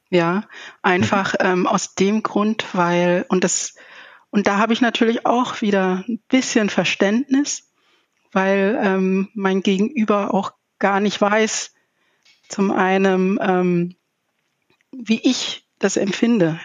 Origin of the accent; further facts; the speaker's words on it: Zambia; now in Germany; ich komme aus Sambia